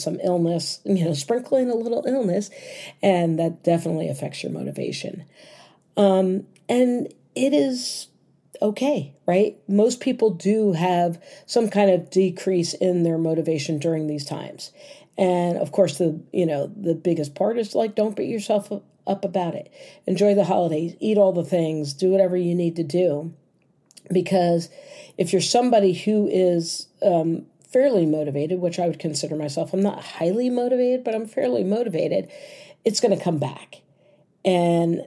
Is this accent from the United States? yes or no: yes; United States; As an American